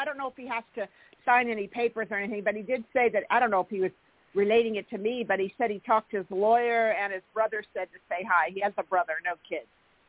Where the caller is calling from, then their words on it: California, United States; Hi, Jorianne. … I'm in California.